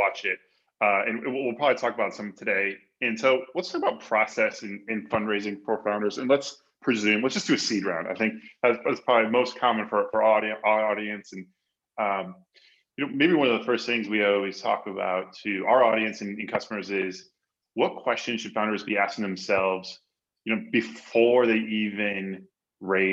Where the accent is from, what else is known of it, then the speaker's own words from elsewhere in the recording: Midwest, United States; I'm from the Midwest as well